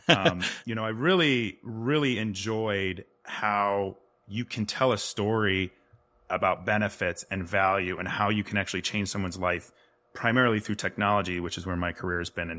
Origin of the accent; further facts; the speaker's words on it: Rolling Meadows, Illinois, United States; No, you tracked me down. Yeah, I grew up in and around Rolling Meadows, Illinois. It's about 25 miles outside of Chicago.